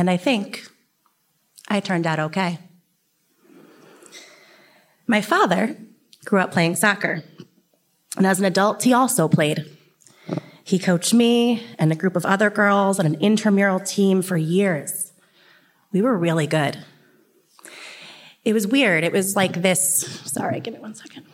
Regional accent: Kings Park, New York, United States; I grew up in Kings Park, New York. It is about a half hour east of here, and it's a small town on the North Shore.

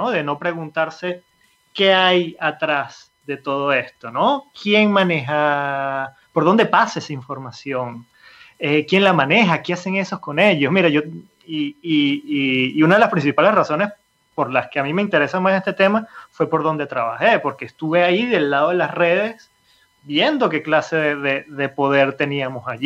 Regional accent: Venezuela; moved away as an adult; also born or lived in Italy; me fui de, Venezuela, yo soy venezolano, me fui en Venezuela en el 2007, un poco escapando de la situación política, económica y previendo un poco hacia dónde iba todo eso. Me fui para Italia

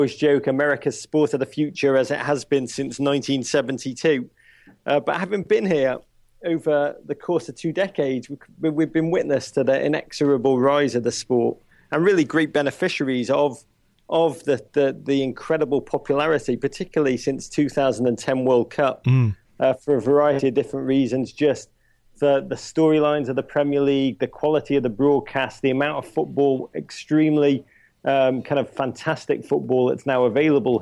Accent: Liverpool, North West England, United Kingdom; being English blokes coming from Liverpool

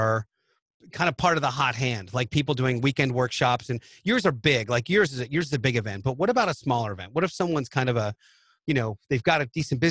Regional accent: Philadelphia, Pennsylvania, United States; I'm from Philly

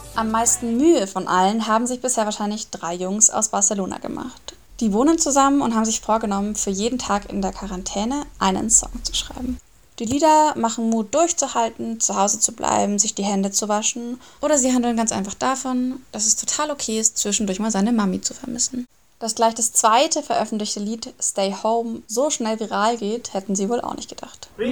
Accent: Germany; bei uns in Deutschland

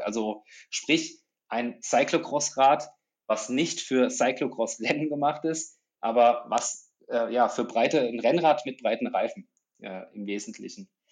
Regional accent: Germany; moved away; Ich komme ursprünglich aus der Nähe von Frankfurt, aus einer ländlichen Region, so zwischen Spessart und Rhön

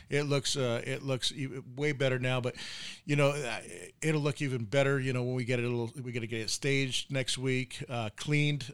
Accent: New York, United States; moved away as an adult; I'm from New York, uh, you know, and I grew up with uh, Ed Koch

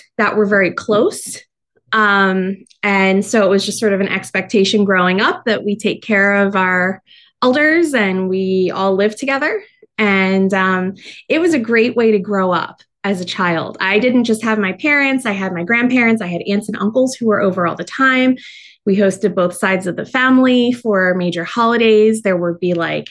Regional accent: New Jersey, United States; moved away; I'm originally from New Jersey. Only child, grew up in a multi-generational household

